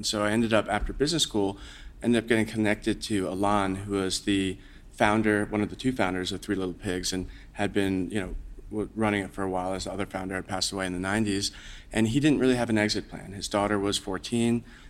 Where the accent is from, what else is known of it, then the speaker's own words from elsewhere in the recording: New York area, United States; I grew up in the New York area